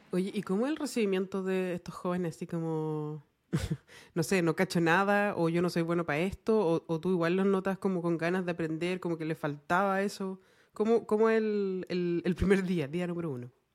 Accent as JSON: {"language": "Spanish", "country": "Chile", "said": "nosotros como chilenos"}